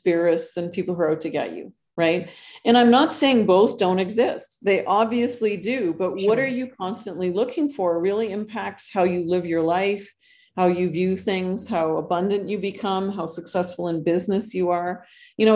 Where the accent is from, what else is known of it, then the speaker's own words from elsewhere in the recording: Canada; moved away as an adult; now in Costa Rica; I'm originally Canadian